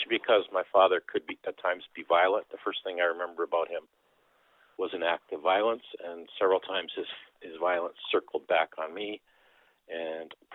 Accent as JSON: {"language": "English", "country": "Canada", "tie": "born or raised there", "first_language": "Dutch", "second_language": "English", "said": "And I grew up thinking, I'm not a Canadian, I'm Dutch. In fact, English is my second language. I learned Dutch at home"}